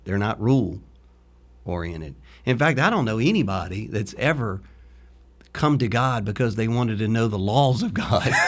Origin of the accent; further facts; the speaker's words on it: Louisiana, United States; now in Florida, United States; when you're from Louisiana